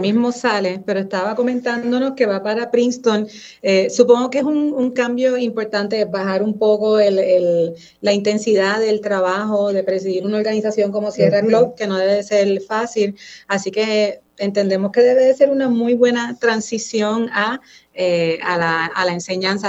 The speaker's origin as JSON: {"language": "Spanish", "country": "Puerto Rico", "said": "yo salí de Puerto Rico, yo estuve fuera"}